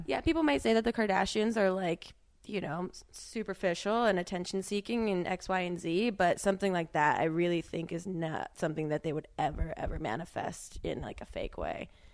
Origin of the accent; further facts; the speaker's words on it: New Jersey, United States; I'm from New Jersey